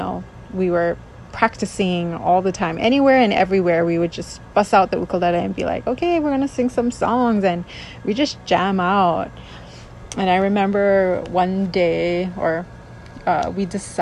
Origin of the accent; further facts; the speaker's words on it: Molokai, Hawaii, United States; also born or lived in Maui, Hawaii; I'm originally from Molokai, but moved to Maui when I was 12 with my ohana